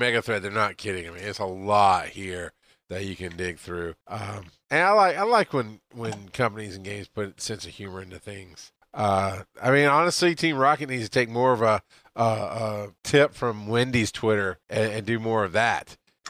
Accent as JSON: {"language": "English", "region": "the South", "country": "United States", "tie": "born or raised there", "said": "We grew up in the South, man."}